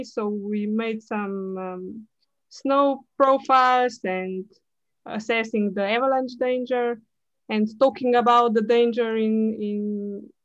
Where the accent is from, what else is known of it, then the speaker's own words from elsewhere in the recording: Tržič, Upper Carniola, Slovenia; I'm from Slovenia, from Tržič